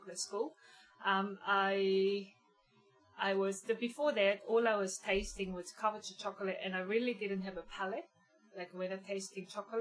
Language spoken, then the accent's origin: English; Daegu, South Korea; now in Geelong, Australia; I was growing up in South Korea, Daegu, which is southern part of Korea.